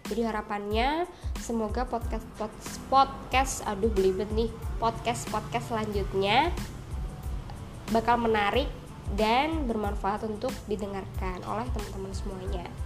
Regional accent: Jember, East Java, Indonesia; now in Madiun, Indonesia; aku domisili di Madiun dan aku asli Jember

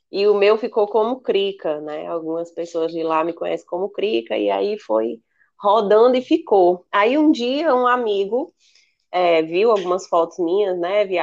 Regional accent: North Region, Brazil; Porque nós somos do norte do Brasil.

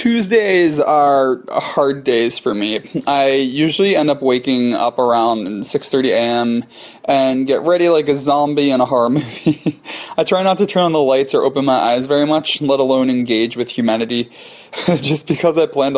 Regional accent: hometown reached by SEPTA regional rail, Pennsylvania, United States; I take the train out to my hometown to teach at Chester Valley Dance Academy, where I received much of my initial dance training. I was there until I was 17 and went to the Kirov Academy of Ballet.

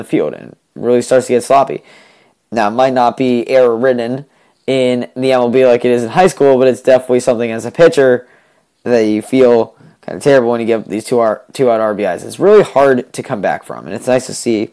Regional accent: New England, United States; I'm from New England

